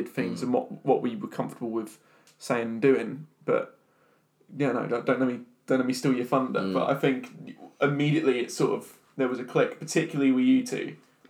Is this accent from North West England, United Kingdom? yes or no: no; the Clacton area, East of England, United Kingdom; moved away; we were all from basically the same area.